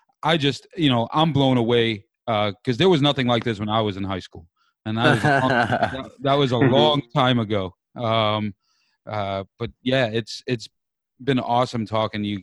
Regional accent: New York, United States; moved away as an adult; now in South Bend, United States; I'm originally from New York, and this city has grown on me in the last 5 years

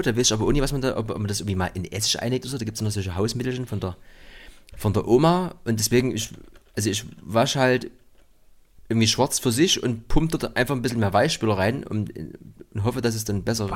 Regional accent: East Germany, Germany; bei uns im Osten

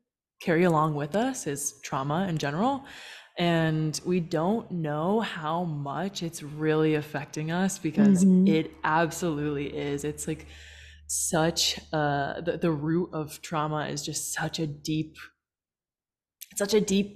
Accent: United States; now in Puerto Vallarta, Mexico; I'm from the States, and I'm now based in Puerto Vallarta.

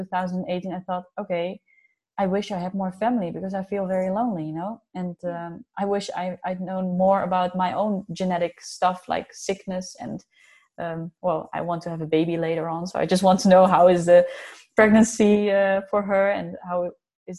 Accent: Netherlands; also born or lived in Yiwu, China; I'm from the Netherlands.

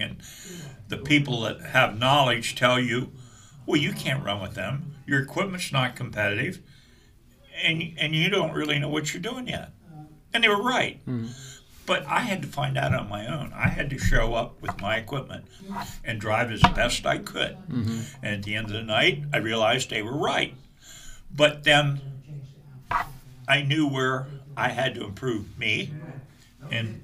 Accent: Mechanicsburg, Pennsylvania, United States; I was born and raised in Mechanicsburg, Pennsylvania

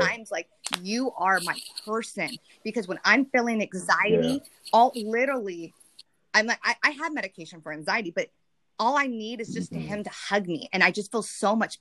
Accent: Deep South, United States; accent: southern; moved away; my southern accent comes out, because I lived in the south

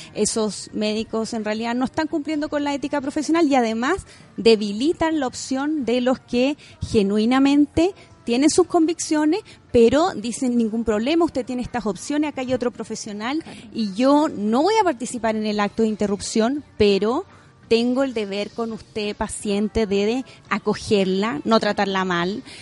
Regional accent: Chile; como mujer, como chilena

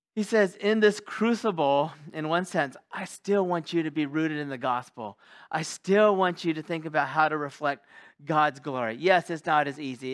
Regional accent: California, United States; moved away; my home state of California

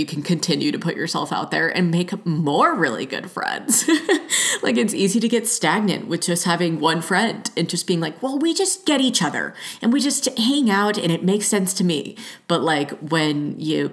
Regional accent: Georgia, United States; moved away as an adult; also born or lived in Los Angeles; now in Oregon, United States; growing up in Georgia

